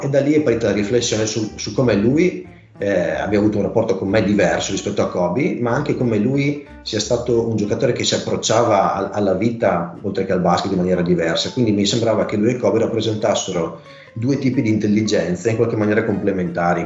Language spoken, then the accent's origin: Italian; near Pordenone, Friuli-Venezia Giulia, Italy; moved away as an adult; now in Cividale del Friuli, Italy; sono originario di Vicino Pordenone, vivo a Cividale da tre anni